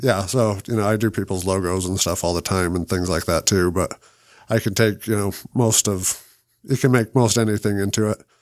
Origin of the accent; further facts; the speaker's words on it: Salt Lake City, Utah, United States; we both bought houses in Rose Park still, too, and our uncle lives there